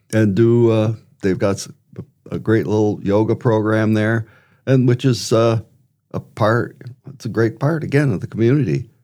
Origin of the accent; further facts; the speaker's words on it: Wisconsin, United States; moved away as an adult; also born or lived in Arizona; now in Brandon, United States; I was born in Wisconsin, uh, grew up on a farm